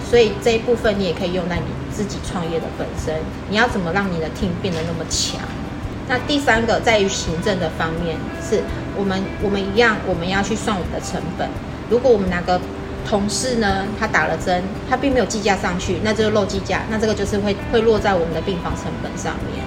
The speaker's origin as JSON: {"language": "Chinese", "country": "Taiwan", "said": "我们台湾人"}